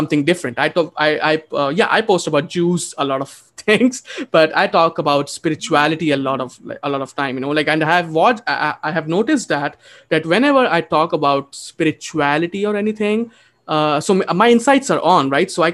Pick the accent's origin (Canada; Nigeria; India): India; moved away; also born or lived in Texas, United States; I'm an Indian